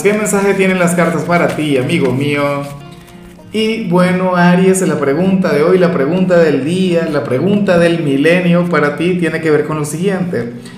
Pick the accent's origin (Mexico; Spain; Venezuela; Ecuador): Venezuela; mi país